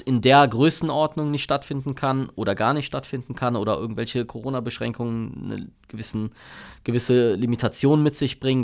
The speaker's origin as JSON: {"language": "German", "town": "Bonn", "region": "North Rhine-Westphalia", "country": "Germany", "tie": "born or raised there", "said": "bin nicht weit von hier aufgewachsen, wo wir gerade sind. Ähm, in, in Plittersdorf, ja, als, als Kind zur Schule gegangen, später dann in, in Godesberg äh, und ja, hab, bin eigentlich ein Bönsche Jung durch und durch"}